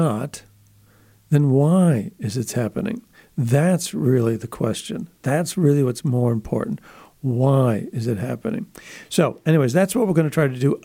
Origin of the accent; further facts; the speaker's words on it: Buffalo, New York, United States; my hometown, Buffalo, New York